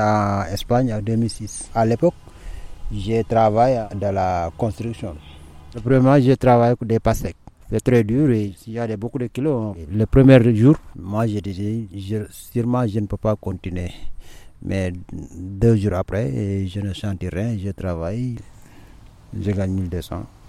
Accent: Senegal; moved away as an adult; also born or lived in Spain; J'ai quitté le Sénégal

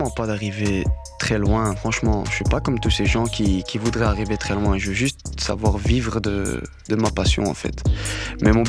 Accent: Morocco; il faut savoir que je suis berbère du Maroc, berbère. Et euh, j'écoutais énormément de chansons riff.

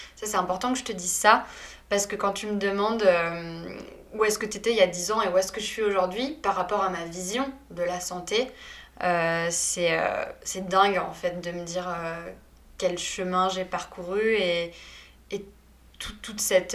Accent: Paris, Île-de-France, France; also born or lived in Saint-Malo; je suis née à Saint-Malo et après j'ai été rapatriée entre guillemets à Paris parce que mes parents y travaillaient

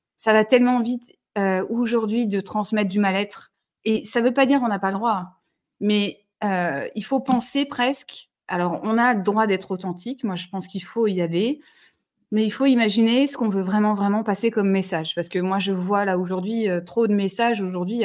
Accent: Toulouse, Occitania, France; je suis toulousaine

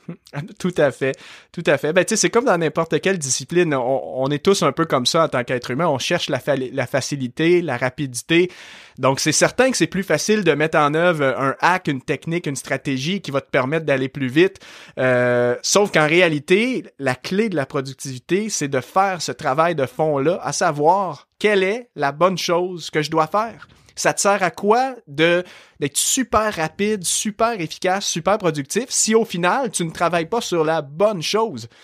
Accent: Saint-Hyacinthe, Quebec, Canada; accent: Québécois; also born or lived in Montreal region; now in Montreal, Canada; je suis québécois. Euh, aujourd'hui, j'habite dans la région de Montréal, mais à la base, moi, je suis né en campagne et d'une région où est-ce que justement les gens au Québec ont un très fort accent. La, ville de Saint-Hyacinthe

